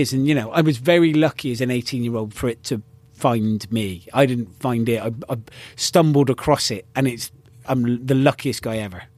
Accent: United Kingdom; incredibly proud of being British

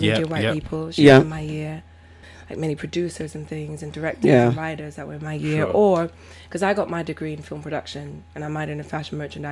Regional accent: London, United Kingdom; moved away; also born or lived in Tottenham / United States; Born in Tottenham, and then we moved to East London, Manor Park. So that's why I remember more of East London.

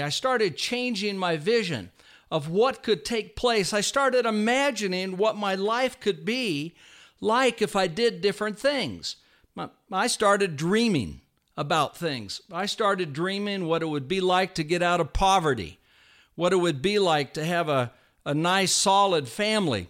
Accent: Vallejo, California, United States; I was raised in Vallejo, California.

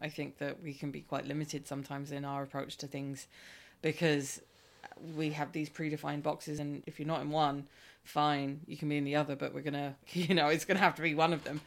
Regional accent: Ireland; as an Irish person

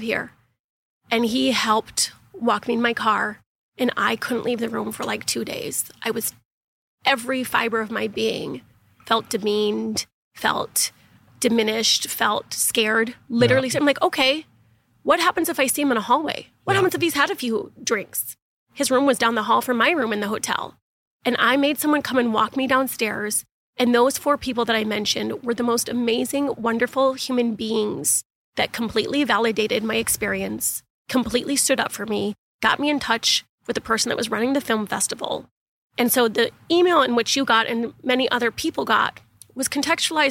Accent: United States; also born or lived in Los Angeles; I'm American

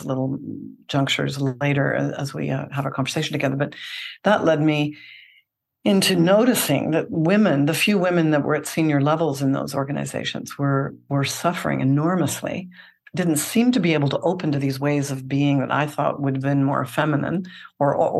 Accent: Canada; accent: Canadian; now in Seattle, United States; I'm based in Seattle, although I'm originally Canadian, and some might recognize that accent still shining through

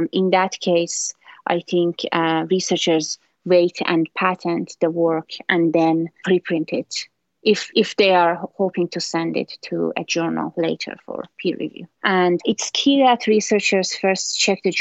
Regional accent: Iran; now in Maryland, United States; I'm originally from Iran

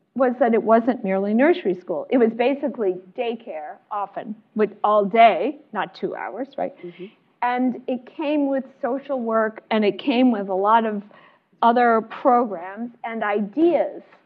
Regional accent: the South Side outside of Chicago, Illinois, United States; I grew up in a place where Head Start was started. I'm from the South outside of Chicago

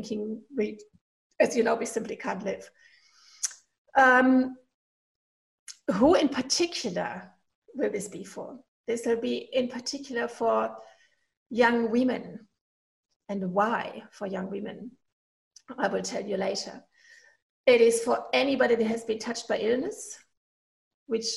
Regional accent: Germany; accent: German; English is a second language; moved away as an adult; now in Inverell, Australia; apologize for my accent, because I'm originally from Germany, and I never got rid of my accent.

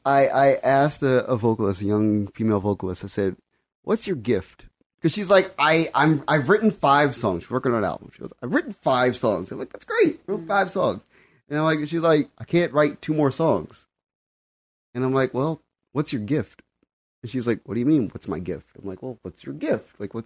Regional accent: Compton, California, United States; Like, I'm an artist from Compton and I have the ability to conduct music.

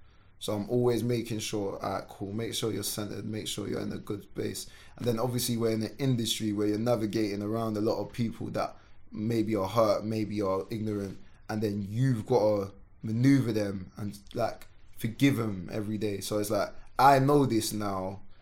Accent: Sierra Leone; born there; Like I said, so I was born in Sierra Leone. So like, we've come from war.

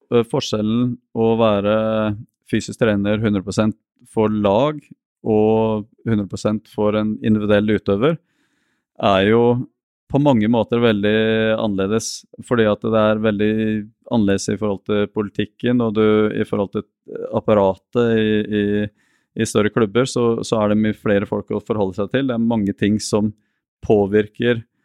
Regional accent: Norway; also born or lived in Porto Alegre, Brazil; Jeg har vokst opp mest i Norge

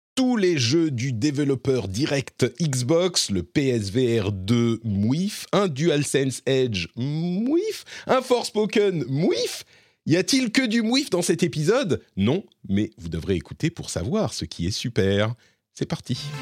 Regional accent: Lebanon; moved away; moi je suis né au Liban et j'ai passé beaucoup de temps euh, au Liban

